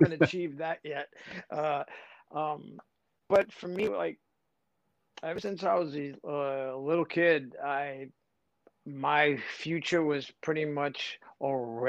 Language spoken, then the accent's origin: English; New York City, New York, United States; here I am from the Bronx